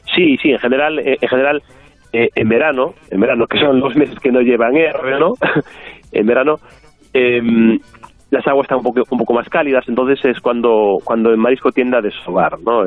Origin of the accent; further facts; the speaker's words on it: Galicia, Spain; como gallego